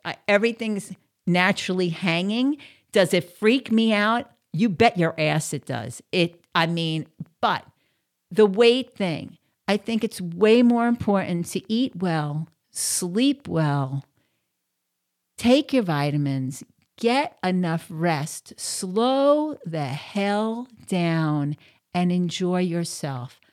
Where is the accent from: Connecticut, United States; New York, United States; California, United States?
New York, United States; moved away as an adult; also born or lived in outside of Philadelphia; now in Southeast Florida, United States; I'm from New York, and I'm used to that fast pace.